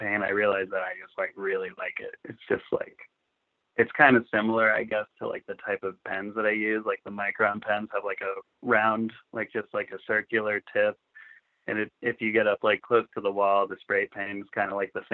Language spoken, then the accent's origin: English; Lynn, Massachusetts, United States; also born or lived in Philadelphia; growing up skateboarding with, like, my friends, I'm from Lynn, Massachusetts.